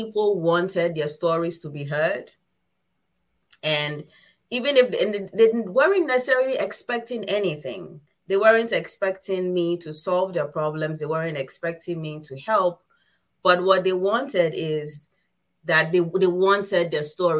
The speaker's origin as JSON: {"language": "English", "country": "Ghana", "said": "I come from Ghana"}